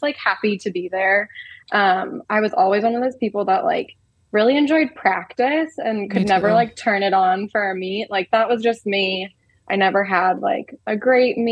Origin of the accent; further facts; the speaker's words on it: Norfolk, Massachusetts, United States; So I grew up in Norfolk, Massachusetts, so outside of Boston